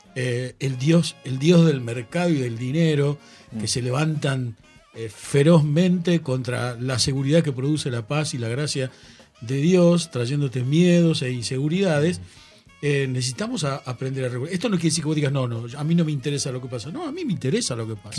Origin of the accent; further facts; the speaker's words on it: Argentina; yo soy argentino, formo parte de un país